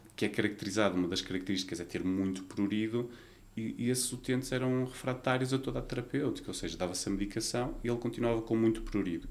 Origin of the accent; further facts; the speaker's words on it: Vila Nova de Gaia, Porto District, Portugal; nasci em Gaia, vivi sempre em Gaia